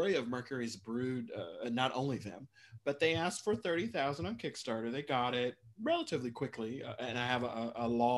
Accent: Midwest, United States; also born or lived in Minnesota; I grew up in the Midwest and went to school in Minnesota.

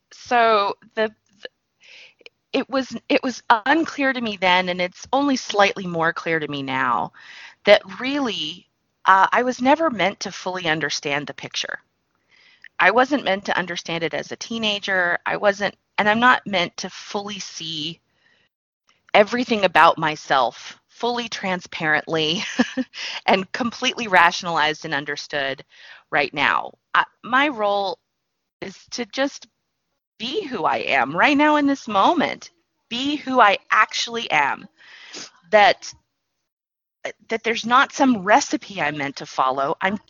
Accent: the South, United States; I was pretty, and I grew up in the South. I'm very polite and mannerly.

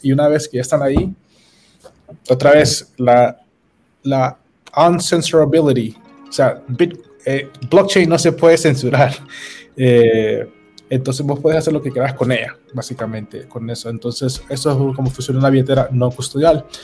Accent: Honduras

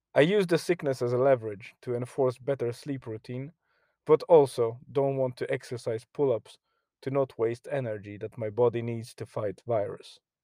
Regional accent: Poland; now in Ireland; my home country in Poland

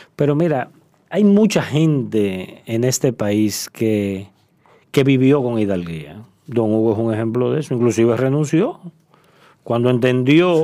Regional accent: Dominican Republic; also born or lived in Asia; now in South Korea; Nosotros los dominicanos

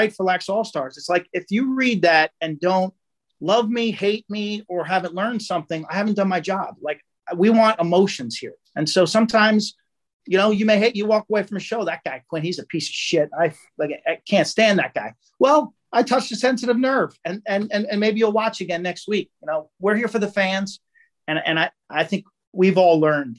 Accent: Long Island, New York, United States; I'm from the island

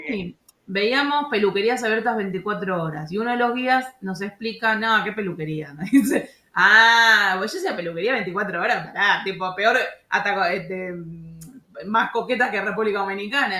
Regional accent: Argentina; moved away; also born or lived in France; yo, como bien argentina

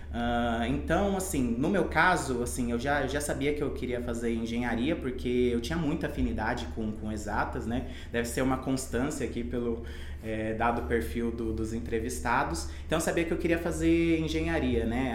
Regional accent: Campo Grande, Mato Grosso do Sul, Brazil; eu nasci em Campo Grande, em Mato Grosso do Sul

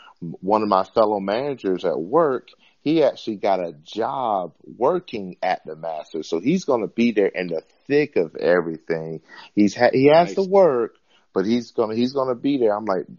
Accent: Conway, South Carolina, United States; Yes, sir, by way of Myrtle Beach, South Carolina. Conway, South Carolina, nobody knows that, but that's where I was born at. I was born in Conway Hospital, a minute away from Coastal Carolina.

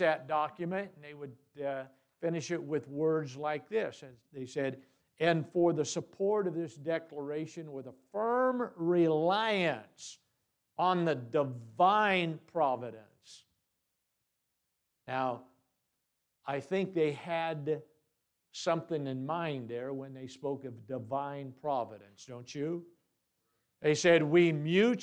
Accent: United States; I was born here and I choose to stay here

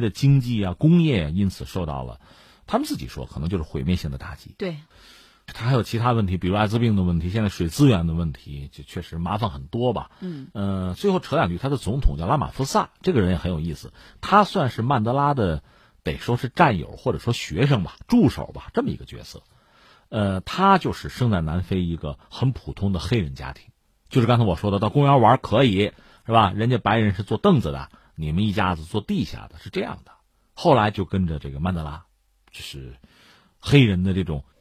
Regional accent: China; 我们中国人有切身感受的

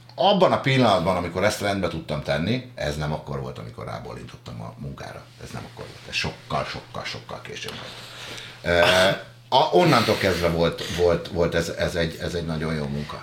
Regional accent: a village near Pest, Hungary; Váfaluban nőttem föl

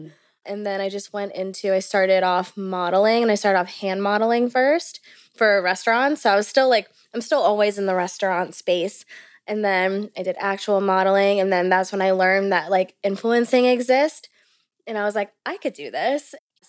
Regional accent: Maryland, United States; born there; also born or lived in Bermuda; I was born in Maryland, but I was only there to literally be born and like get my citizenship. And then I moved to Bermuda so I could get my citizenship there.

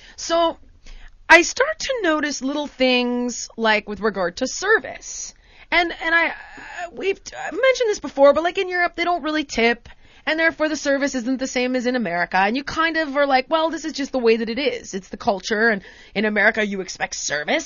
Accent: United States; Being American

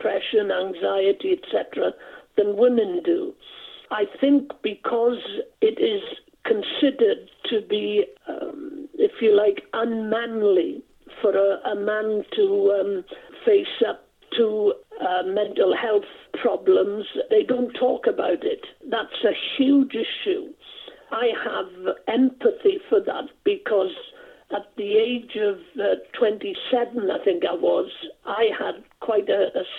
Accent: South Wales, United Kingdom; first language Welsh; English is a second language; also born or lived in Blaenau Ffestiniog, North Wales; I'm a Welshman. I was born in North Wales in a little village called Dolrhedyn, just outside the town of Blenheithfestiniog. And brought up in a Welsh-speaking family, couldn't speak English until I was gone seven, when the family moved from North Wales down to South Wales.

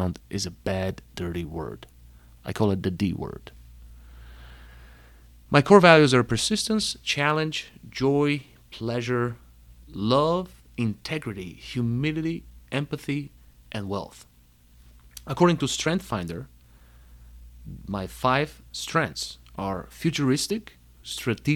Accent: Panagyurishte, Pazardzhik Province, Bulgaria; moved away as an adult; also born or lived in Plovdiv, Bulgaria / New York City, United States; now in Chicago, United States; I was born in Bulgaria, in the second largest city, Plovdiv. But I grew up in Panagyurishte.

